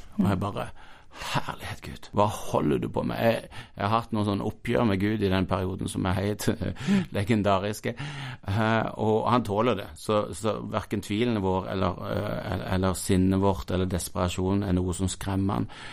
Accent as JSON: {"language": "Norwegian", "town": "Mandal", "region": "Agder", "country": "Norway", "tie": "born or raised there", "also_born_or_lived": "Stavanger, Norway / Paris, France / Sandnes, Norway", "moved": "yes", "said": "jeg kommer fra Mandal. Eh, det blide Sørland. Eh, og har fått gå i lære hos gode folk og vokse som disippel på bedehuset i Mandal"}